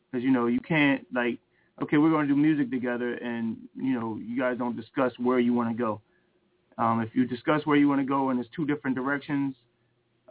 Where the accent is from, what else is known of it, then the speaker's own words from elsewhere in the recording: New Castle, Delaware, United States; also born or lived in Chester, Pennsylvania; now in Philadelphia, United States; I was born in Chester, Pennsylvania, and then raised in Newcastle, Delaware, and then moved to Philadelphia